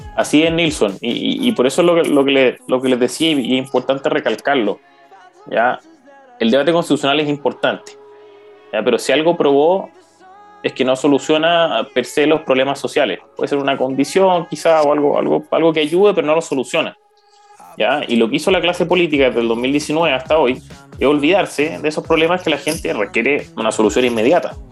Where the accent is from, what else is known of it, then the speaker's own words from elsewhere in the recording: Chile; nosotros como chilenos comunes y corrientes